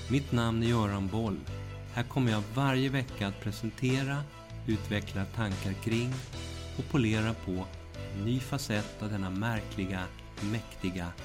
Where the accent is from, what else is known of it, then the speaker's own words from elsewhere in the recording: Västervik, Kalmar County, Sweden; also born or lived in Malmö; Jag är född i Malmö, men uppvuxen i Västervik med min mamma, som jag har en nära relation med.